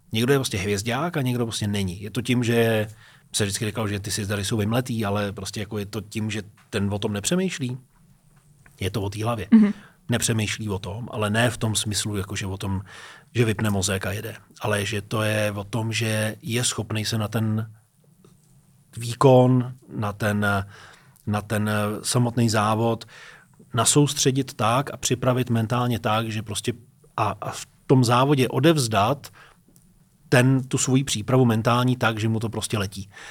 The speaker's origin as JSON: {"language": "Czech", "area": "near Teplice", "region": "Ústí nad Labem Region", "country": "Czechia", "tie": "born or raised there", "also_born_or_lived": "Liberec", "moved": "as an adult", "lives_now": "Prague, Czech Republic", "said": "jsem vyrůstal u Teplic v Čechách"}